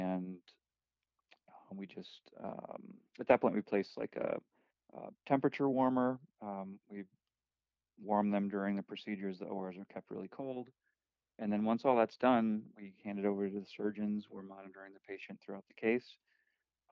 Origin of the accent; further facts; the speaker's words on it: Chicago, Illinois, United States; I am from Chicago